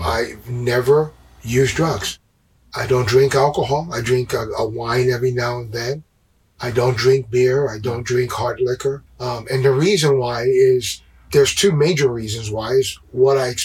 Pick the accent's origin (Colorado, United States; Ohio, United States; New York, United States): New York, United States; New York City; born and raised in Brooklyn, New York.